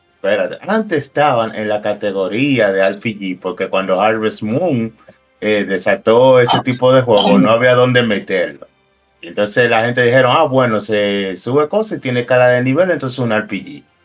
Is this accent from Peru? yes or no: no; Dominican Republic; Nosotros pagamos como americano en dólares.